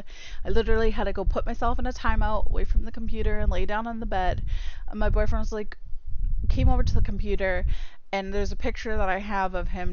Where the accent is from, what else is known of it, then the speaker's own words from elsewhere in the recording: Massachusetts, United States; I'm from Massachusetts